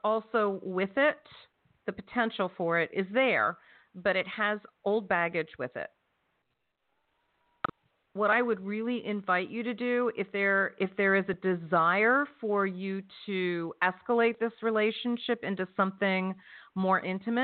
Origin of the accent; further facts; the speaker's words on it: New Jersey, United States; That's where I'm from. I'm from South Jersey.